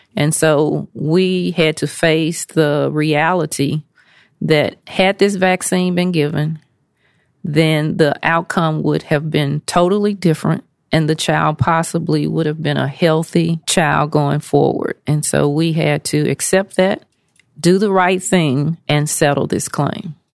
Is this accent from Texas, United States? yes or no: no; Nashville, Tennessee, United States; moved away as an adult; now in Memphis, United States; I am a native Nashvilleian and currently living in Memphis, Tennessee.